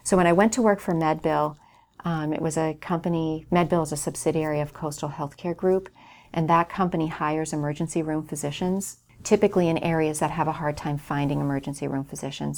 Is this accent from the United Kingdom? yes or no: no; North Hampton, New Hampshire, United States; I grew up in Northampton, New Hampshire